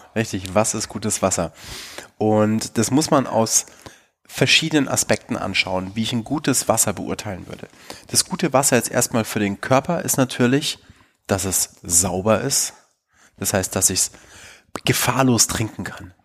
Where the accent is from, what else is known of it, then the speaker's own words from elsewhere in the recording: Bavaria, Germany; in Bayern, wo ich aufgewachsen bin